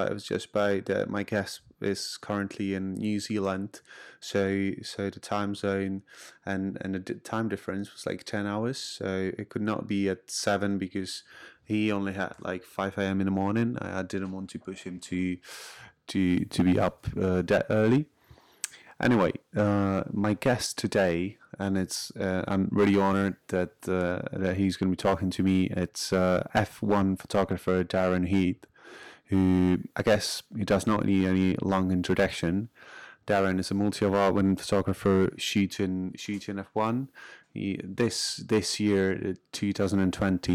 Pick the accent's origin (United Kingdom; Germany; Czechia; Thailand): Czechia; English is a second language; I'm from Czech Republic